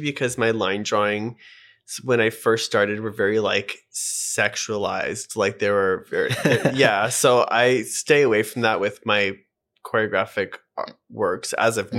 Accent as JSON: {"language": "English", "town": "Edmonton", "region": "Alberta", "country": "Canada", "also_born_or_lived": "Vancouver, Canada", "moved": "yes", "lives_now": "Toronto, Canada", "said": "I'm from Edmonton, but I moved to Vancouver"}